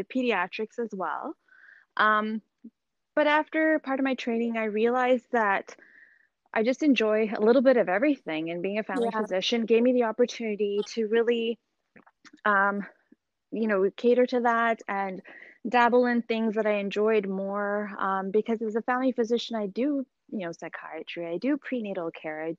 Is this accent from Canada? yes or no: yes; Edmonton, Alberta, Canada; moved away as an adult; now in Mississauga, Canada; I'm originally from Edmonton, Alberta, Canada, and I did all my training over in Alberta